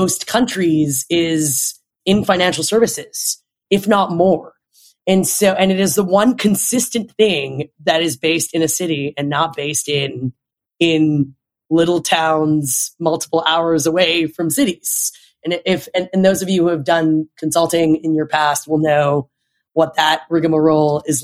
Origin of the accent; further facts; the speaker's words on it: Toronto, Ontario, Canada; moved away as an adult; now in New York, United States; I'm from Toronto originally. That's where I grew up